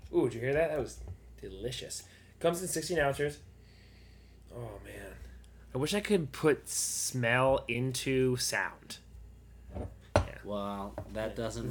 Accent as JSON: {"language": "English", "town": "Farmington", "region": "Maine", "country": "United States", "tie": "born or raised there", "moved": "yes", "said": "up in Farmington, my hometown"}